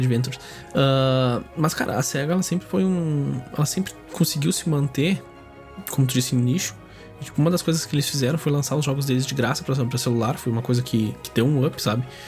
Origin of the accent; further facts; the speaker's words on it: Brazil; eu sou brasileiro